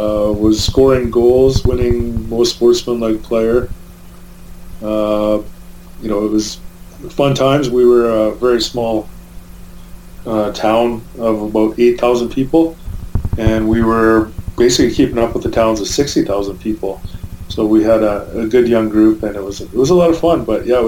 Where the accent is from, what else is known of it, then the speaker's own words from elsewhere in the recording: Merritt, British Columbia, Canada; my hometown is Merritt, and that's the town of about 8,000 people where I grew up. And I grew up just down the street